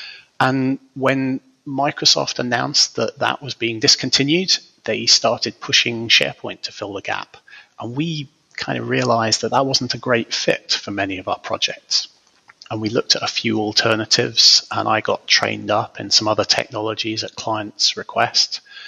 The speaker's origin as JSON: {"language": "English", "region": "Scotland", "country": "United Kingdom", "moved": "yes", "lives_now": "England", "said": "Officially, I'm from Scotland. Not that you'd be able to guess that from my accent these days, but I was born near Loch Ness, and these days I live in an obscure corner of the north of England."}